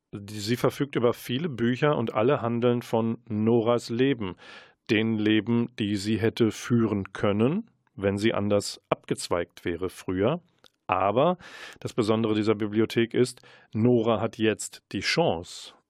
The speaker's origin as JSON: {"language": "German", "town": "Münster", "region": "North Rhine-Westphalia", "country": "Germany", "said": "als Münsteraner"}